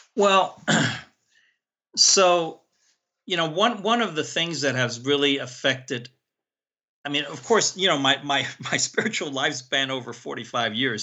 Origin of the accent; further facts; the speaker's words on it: San Francisco, California, United States; also born or lived in Hong Kong; I grew up in San Francisco